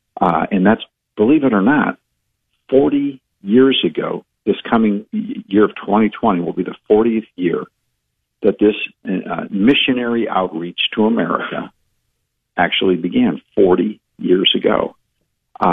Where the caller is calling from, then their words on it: Florida, United States; I'm calling in from Central Florida, where we have an office of the American Policy Roundtable.